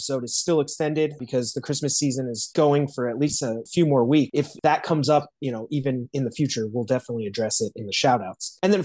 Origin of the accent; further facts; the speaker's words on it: South Bend, Indiana, United States; I'm from South Bend.